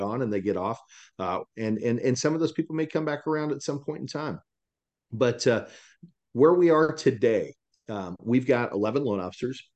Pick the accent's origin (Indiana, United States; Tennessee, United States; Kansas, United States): Kansas, United States; Salina; moved away as an adult; also born or lived in Dallas, Texas; now in Texas, United States; I'm from Salina, Kansas originally